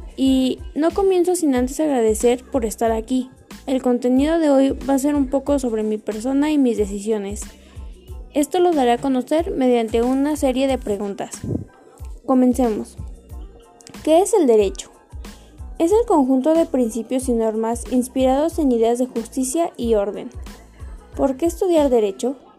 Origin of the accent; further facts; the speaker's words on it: Atlacomulco, State of Mexico, Mexico; nací en Atlacomulco de Favela y actualmente sigo viviendo aquí.